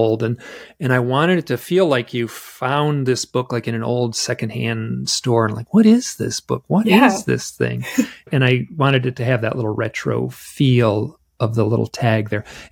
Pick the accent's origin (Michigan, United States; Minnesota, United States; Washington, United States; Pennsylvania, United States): Michigan, United States; I am from Michigan. So I was born and raised in the Midwest.